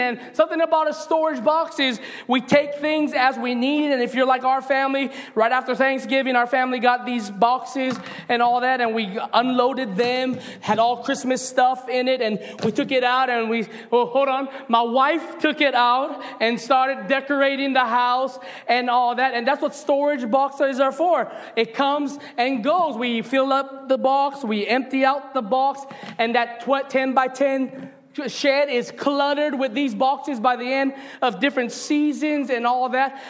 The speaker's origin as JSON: {"language": "English", "region": "Hawaii", "country": "United States", "said": "me as a Hawaiian boy"}